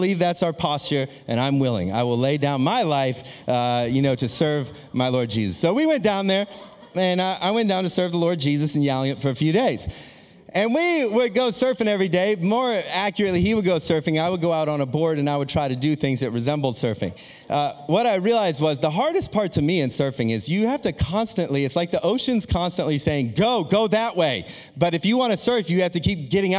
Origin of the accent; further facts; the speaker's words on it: Akron, Ohio, United States; moved away as an adult; also born or lived in Australia; I'm born and raised in Akron, Ohio